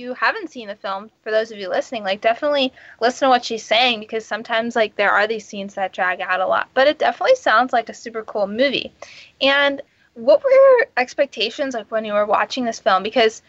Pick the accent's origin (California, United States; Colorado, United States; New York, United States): California, United States; Los Angeles